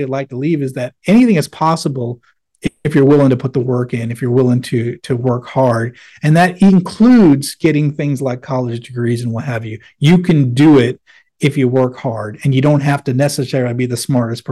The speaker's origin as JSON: {"language": "English", "town": "Manchester", "region": "New Hampshire", "country": "United States", "tie": "born or raised there", "moved": "yes", "said": "I grew up in Manchester, New Hampshire"}